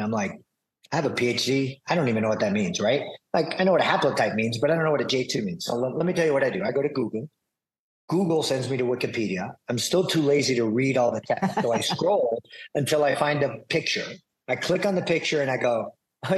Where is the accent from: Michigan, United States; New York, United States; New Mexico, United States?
New York, United States; New York City; I'm a New Yorker, born in Manhattan